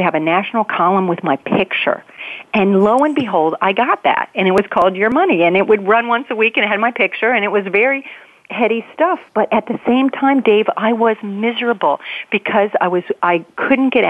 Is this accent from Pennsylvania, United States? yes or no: yes; Pittsburgh, Pennsylvania, United States; I grew up in Pittsburgh, Pennsylvania